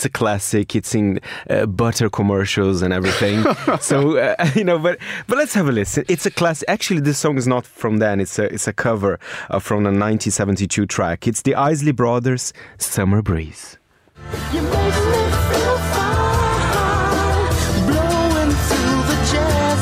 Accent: Brazil; I'm from Brazil

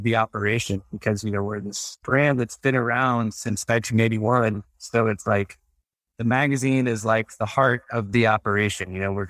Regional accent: Texas, United States; especially I grew up in Texas. Which is not like, it's a not a very progressive state. You know, it's a pretty conservative place.

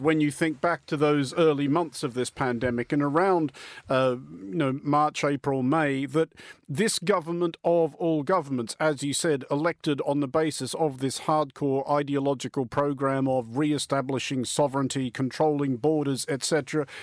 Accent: Australia; moved away as an adult; now in United Kingdom; as an Australian interloper in this country

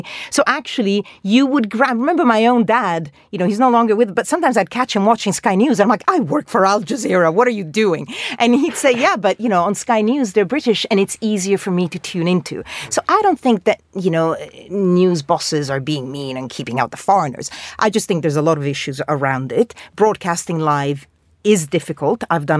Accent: Denmark; accent: Danish; English is a second language; moved away; also born or lived in Italy; I learned English when I was 9, so I don't have a native British voice. And bizarrely, there's a lot of Danish in my voice because I grew up in Denmark rather than Italian, so it's all very mixed up.

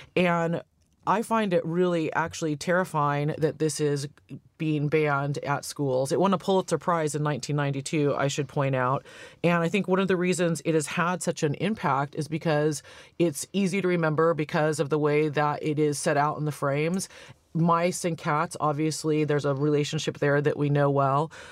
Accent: Santa Cruz, California, United States; also born or lived in San Francisco / New York / Los Angeles; I'm from Santa Cruz in California. I grew up with a lesbian mayor

